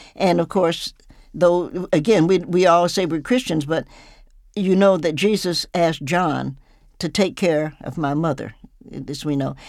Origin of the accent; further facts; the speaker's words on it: the South, United States; I'm old, so I grew up in the South with guns and things of that nature